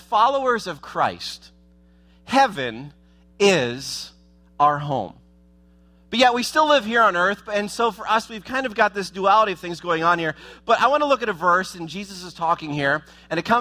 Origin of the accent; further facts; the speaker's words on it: Columbus, Ohio, United States; moved away as an adult; now in South Florida, United States; the home I grew up in Ohio